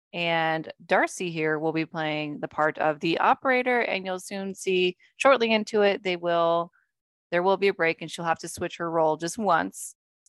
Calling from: Amityville, New York, United States; It's in Amityville. Call up the Amityville police and it's right off Ocean Avenue in Amityville.

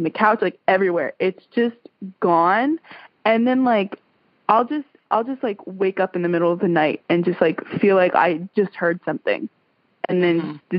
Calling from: Tuscaloosa, Alabama, United States; I'm calling from Tuscaloosa, Alabama.

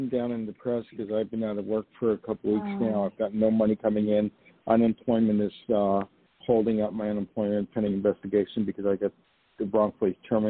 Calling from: New York, United States; also born or lived in Los Angeles; I'm calling from I was going to say Los Angeles, where I used to live. No, I'm calling from New York.

